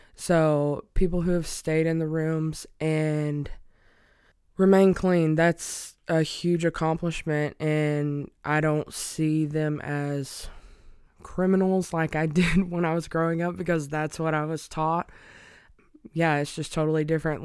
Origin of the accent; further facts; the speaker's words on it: Alabama, United States; moved away as an adult; I'm originally from a super small town in Alabama